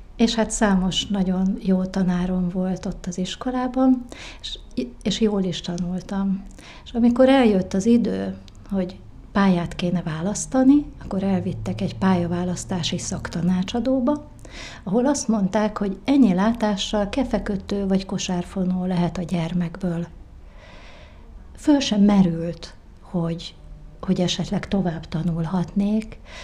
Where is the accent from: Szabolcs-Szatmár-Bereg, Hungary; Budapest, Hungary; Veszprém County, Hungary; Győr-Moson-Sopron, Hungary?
Veszprém County, Hungary; Várpalota; Várpalotán, a készenléti lakótelepen, ami egy kis barátságos, fás övezet, ott nőhettem fel.